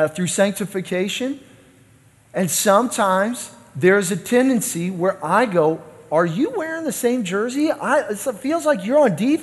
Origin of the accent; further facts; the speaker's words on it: Kansas City, United States; I'm from Kansas City